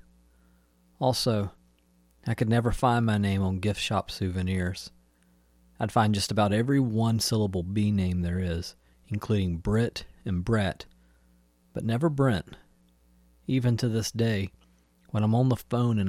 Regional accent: Newnan, Georgia, United States; the street I grew up on in Noonan, Georgia, was Ironwood Court

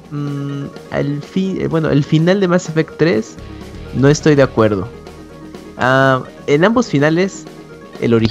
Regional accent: San Luis Potosí, Mexico; Eh, soy de San Luis Potosí, inviten al Squall Fest, avísenme con qué coopero

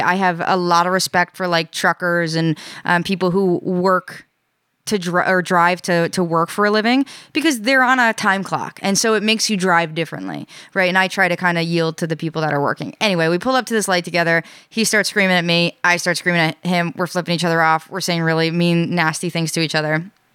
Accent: New York, United States; now in Rhode Island, United States; I'm from New York

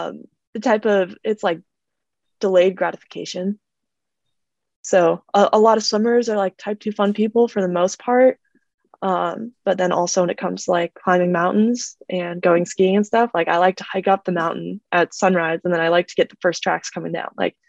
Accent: Arizona, United States; born there; Which is funny because I'm actually not. I was born in Arizona.

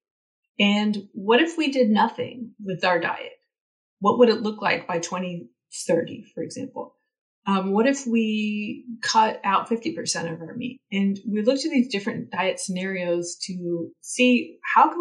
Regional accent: Northern California, United States; grew up in dairy country and I'm from Northern California

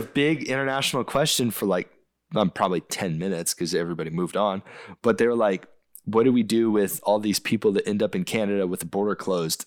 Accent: United States

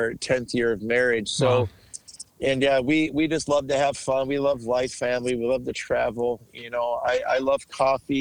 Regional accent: Bloomington, Minnesota, United States; I was born and raised in Bloomington.

